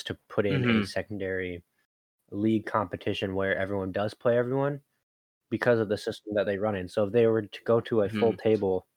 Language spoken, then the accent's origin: English; Hull, Yorkshire and the Humber, United Kingdom; now in United States; my hometown, for instance, Hull